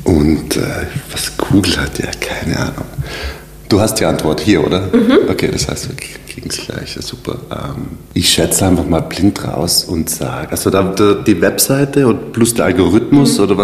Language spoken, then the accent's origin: German; South Tyrol, Trentino-Alto Adige, Italy; moved away as an adult; now in Vienna, Austria; ich komme aus Südtirol ähm, habe dort eine Oberschule besucht mit dem Schwerpunkt äh, Werbung, Grafik und Fotografie. Bin dann 2012 nach Wien